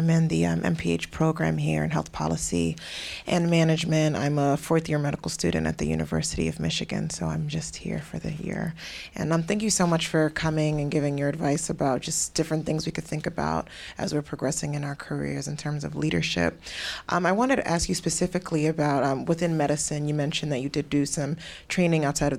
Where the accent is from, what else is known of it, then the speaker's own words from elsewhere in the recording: Ghana; moved away; I'm from Ghana.